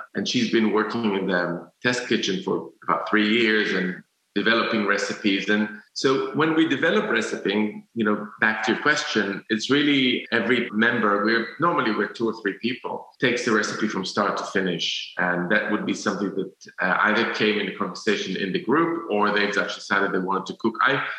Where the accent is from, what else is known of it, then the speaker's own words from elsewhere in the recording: Jerusalem, Jerusalem District, Israel; I used to be like a purist because I grew up in Jerusalem